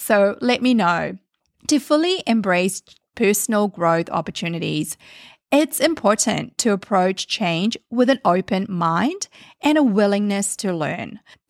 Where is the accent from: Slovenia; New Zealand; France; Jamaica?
New Zealand; now in Canada; Canada has now been home for many years, hence the accent or a mix of accents all merged into one. When I immigrated from New Zealand to Canada, it was a big leap of faith.